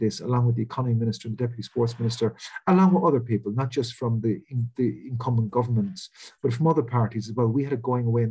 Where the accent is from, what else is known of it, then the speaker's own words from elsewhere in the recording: West Coast of Ireland, west of Ireland, Ireland; moved away as an adult; now in Wales, United Kingdom; I grew up in Ireland on the West Coast, which is a mecca for tourism.